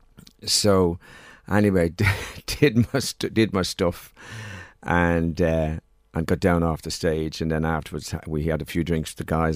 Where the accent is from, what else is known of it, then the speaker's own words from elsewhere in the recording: Dublin, Leinster, Ireland; we moved from Drimnagh to Palmerstown